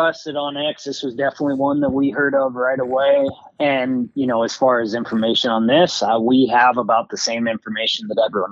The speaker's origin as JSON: {"language": "English", "region": "Montana", "country": "United States", "tie": "born or raised there", "said": "in my home state of Montana"}